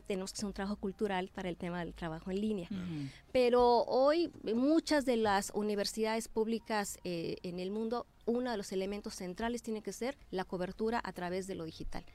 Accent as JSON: {"language": "Spanish", "region": "Morelos", "country": "Mexico", "said": "Yo me he formado ahí, soy una morelense y una venada que se ha formado ahí"}